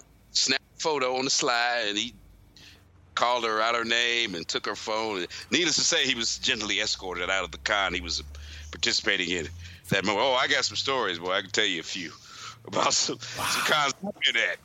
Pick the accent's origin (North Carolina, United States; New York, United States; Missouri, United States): Missouri, United States; St. Louis; I'm from St. Louis